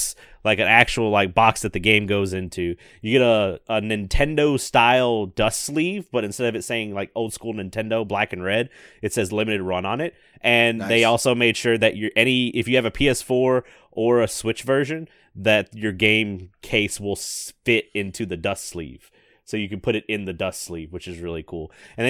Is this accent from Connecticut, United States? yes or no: no; Memphis, Tennessee, United States; that's just from growing up in Memphis.